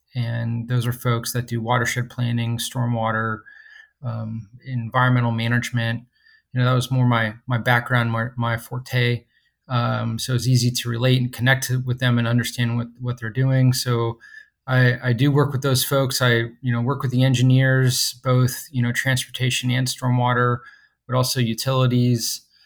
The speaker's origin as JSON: {"language": "English", "town": "Stuart", "region": "Florida", "country": "United States", "tie": "born or raised there", "also_born_or_lived": "Mobile, Alabama", "said": "I grew up on, um, the East Coast of Florida, a place called Stewart"}